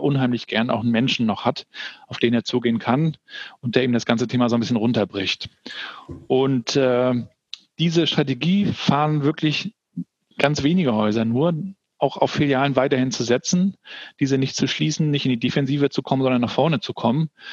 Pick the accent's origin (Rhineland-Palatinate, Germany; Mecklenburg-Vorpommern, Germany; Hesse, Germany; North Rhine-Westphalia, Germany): Mecklenburg-Vorpommern, Germany; Rostock; also born or lived in Hamburg; bei uns in, in Warnemünde, wo ich aufgewachsen bin.